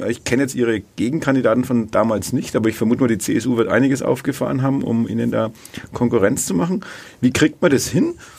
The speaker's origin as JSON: {"language": "German", "town": "Bad Windsheim", "region": "Bavaria", "country": "Germany", "said": "ich komme aus Bad Windsheim"}